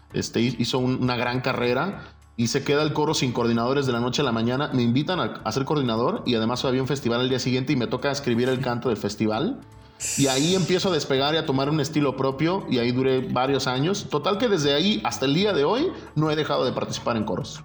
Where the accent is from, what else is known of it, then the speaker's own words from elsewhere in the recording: Guadalajara, Jalisco, Mexico; soy de aquí de Guadalajara. Eh, nací, soy del 81